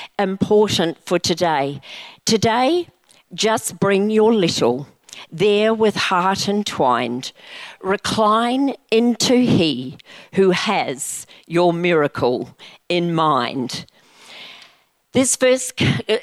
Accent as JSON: {"language": "English", "country": "New Zealand", "tie": "born or raised there", "said": "I grew up in New Zealand"}